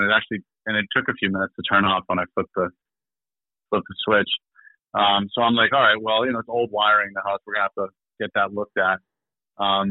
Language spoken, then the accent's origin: English; Michigan, United States; moved away as an adult; now in Maine, United States; I'm from Michigan.